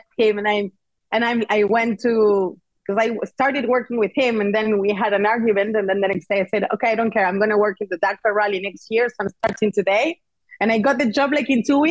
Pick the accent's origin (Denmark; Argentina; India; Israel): Argentina; moved away as an adult; now in Barcelona, Spain; I'm from Argentina. I'm super proud